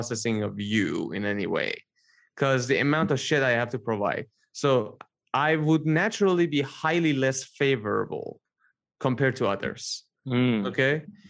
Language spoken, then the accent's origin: English; Iran; moved away; I'm from Iran